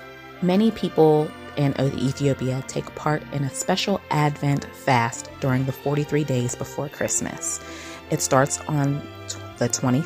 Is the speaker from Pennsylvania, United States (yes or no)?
yes; Pittsburgh, Pennsylvania, United States; I'm from Pittsburgh, Pennsylvania, which is in the United States.